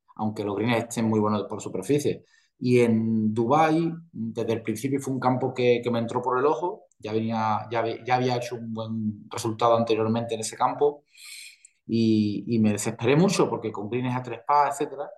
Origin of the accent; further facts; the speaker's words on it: Spain; aquí en España